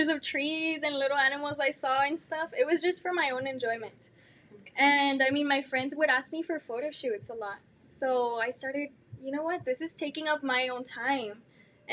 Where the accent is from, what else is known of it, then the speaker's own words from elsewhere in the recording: El Paso, Texas, United States; I'm from El Paso